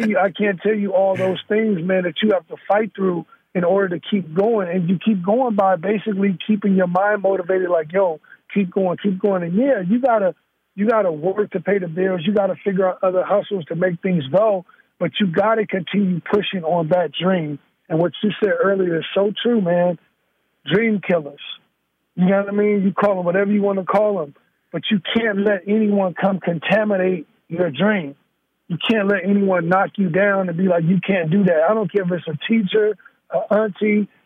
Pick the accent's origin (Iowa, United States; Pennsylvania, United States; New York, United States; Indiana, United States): Indiana, United States; Gary; also born or lived in Chicago, Illinois; now in Northern California, United States; I'm raised in Gary, Indiana.